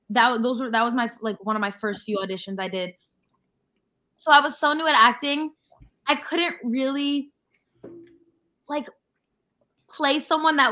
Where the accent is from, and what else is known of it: New York / Long Island, United States; accent: New York / Long Island